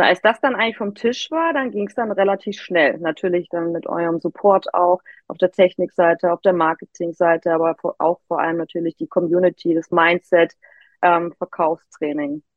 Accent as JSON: {"language": "German", "town": "Immenstaad am Bodensee", "region": "Baden-Württemberg", "country": "Germany", "tie": "born or raised there", "also_born_or_lived": "Hamburg", "moved": "as an adult", "said": "von Hamburg wieder in mein Heimatdorf im Immenstadt am Bodensee gezogen"}